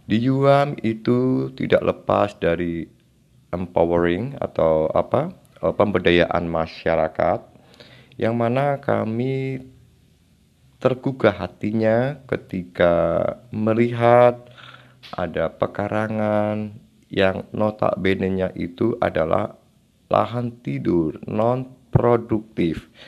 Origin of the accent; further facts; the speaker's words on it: Pucangan, Central Java, Indonesia; born there; saya lahir di Desa Pucangan, Kecamatan Ambal Kabupaten Kebumen Jawa Tengah Indonesia